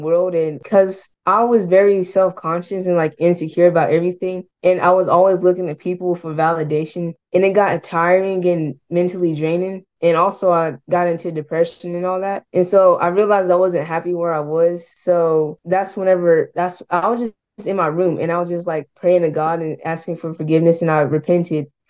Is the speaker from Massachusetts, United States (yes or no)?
no; Oklahoma City, Oklahoma, United States; I'm 15 years old. I'm from Oklahoma City